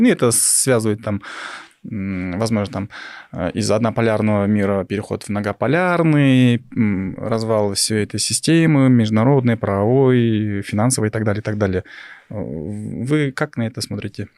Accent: Kyrgyzstan; мы, Кыргыздарбыз, мы в этой жили, у нас там своей, своя богатая философия

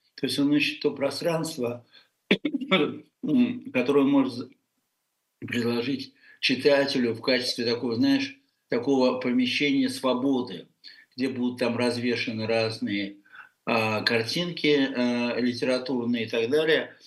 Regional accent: Russia; moved away as an adult; мы все в России воспитаны на французском

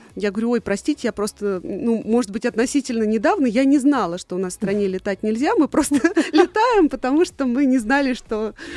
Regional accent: Tula Oblast, Russia; Еще в детстве я жила в Тульской области

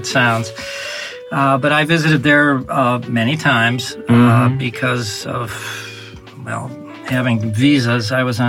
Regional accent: United States; now in Russia; I am American.

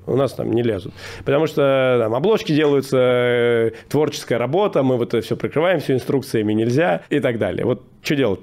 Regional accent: Moscow, Russia; я родом из Москвы, прям я родился в Москве.

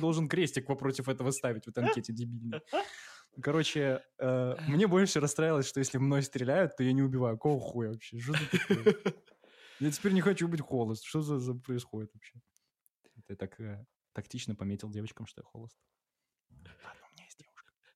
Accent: Belarus; Мы белорусы

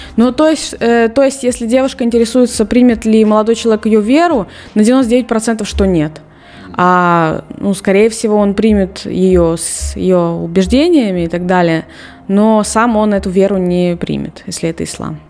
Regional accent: Russia; moved away as an adult; now in Serbia; я до 19 лет я не выезжала из России

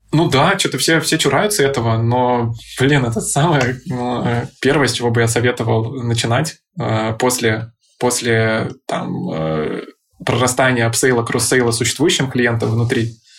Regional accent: Saint Petersburg, Russia; moved away as an adult; also born or lived in Moscow; я сам родом из Питера, и мне, пока я не начал 7 лет назад работать в Москве, на московском рынке

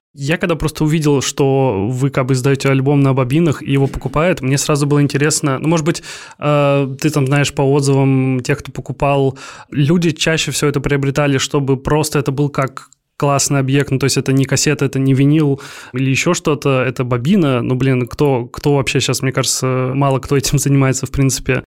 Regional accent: Kaliningrad, Kaliningrad Oblast, Russia; Я из Калининграда

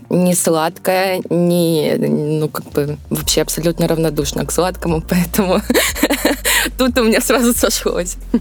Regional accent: Volgodonsk, Rostov Oblast, Russia; Родилась я в городе Волгодонске, Ростовской области. А, я горжусь тем, что я из Ростовской области.

